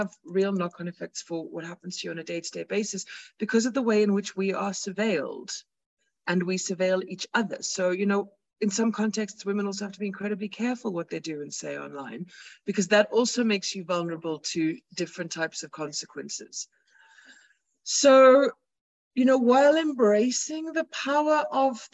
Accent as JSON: {"language": "English", "country": "South Africa", "said": "as South African feminists"}